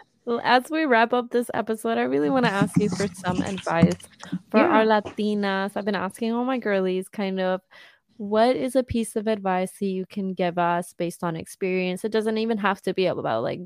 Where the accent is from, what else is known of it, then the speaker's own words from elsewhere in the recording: Caguas, Puerto Rico; I am a 23-year-old Sag from Caguas, Puerto Rico